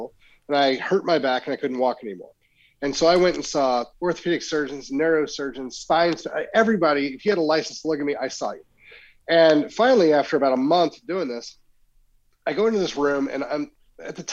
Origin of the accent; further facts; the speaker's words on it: Oklahoma, United States; moved away as an adult; now in Frisco, United States; I grew up in Oklahoma